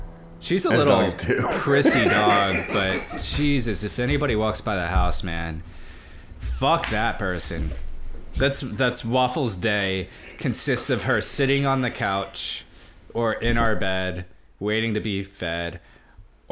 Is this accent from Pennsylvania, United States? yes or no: yes; Germansville, Pennsylvania, United States; I grew up in Germansville, Pennsylvania, just down the street from New Tripoli, Pennsylvania